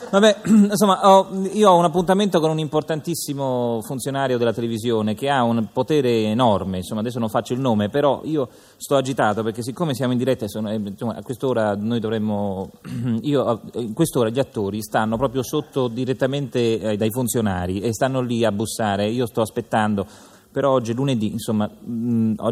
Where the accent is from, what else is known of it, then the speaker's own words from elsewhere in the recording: Ireland; Italian is a second language; non è molto italiano, ma insomma sono irlandese, perdonate.